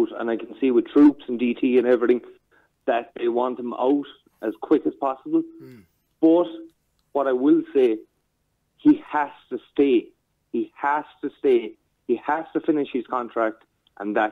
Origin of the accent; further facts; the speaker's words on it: Cork, Munster, Ireland; I'm from the south. I'm from Cork.